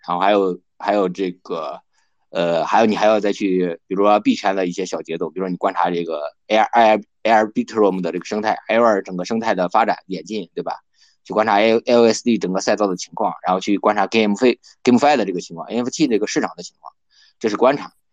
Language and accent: Chinese; China; 不像我们中国人能对《孙子兵法》能够有一个